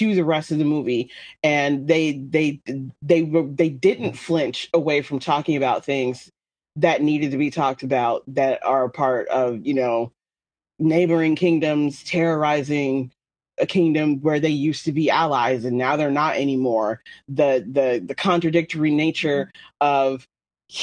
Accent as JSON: {"language": "English", "country": "United States", "said": "I'm American"}